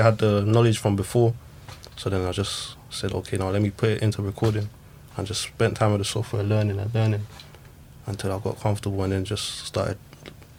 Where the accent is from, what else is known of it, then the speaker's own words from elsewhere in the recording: England, United Kingdom; I'm half English, half Zimbabwean